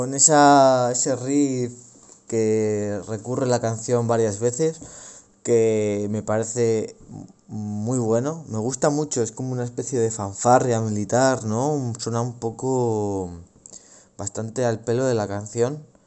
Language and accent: Spanish; Logroño, La Rioja, Spain; aquí en, en Logroño, en mi ciudad natal